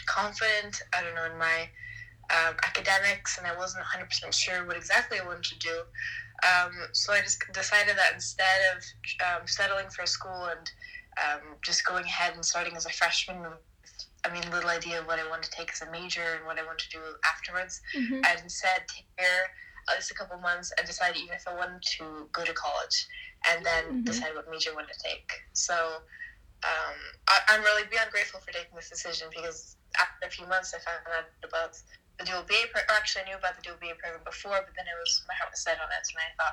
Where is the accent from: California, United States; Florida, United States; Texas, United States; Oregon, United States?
California, United States; American Norwegian; also born or lived in Norway; I'm American Norwegian